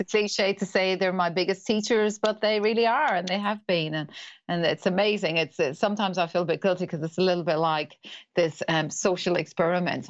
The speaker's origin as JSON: {"language": "English", "country": "Ireland", "accent": "Irish", "moved": "as an adult", "lives_now": "New Zealand", "said": "I'm Irish, that's the accent"}